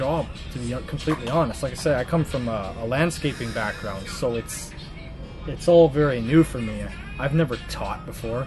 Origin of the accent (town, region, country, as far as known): Canada; moved away as an adult; now in Zhuhai, China